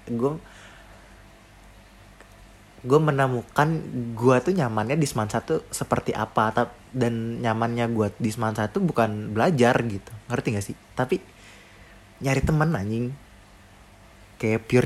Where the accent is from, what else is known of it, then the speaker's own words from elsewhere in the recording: Depok, West Java, Indonesia; kayaknya gue nggak tahu deh gue aslinya Depok